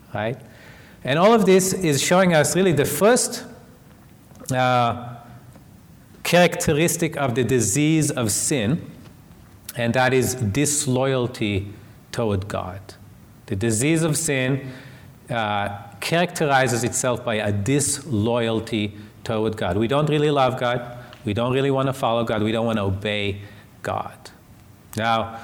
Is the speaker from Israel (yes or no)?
yes; Israel; moved away; I was raised in Israel as an atheist